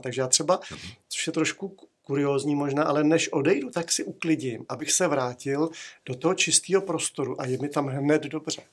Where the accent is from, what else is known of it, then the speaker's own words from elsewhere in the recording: Prague, Czechia; já jsem vyrůstal na Ořechovce, tam byly kurty